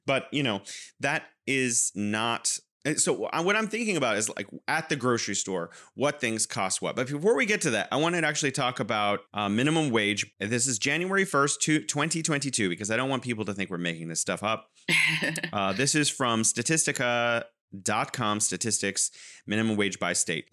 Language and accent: English; California, United States; now in Wuhan, China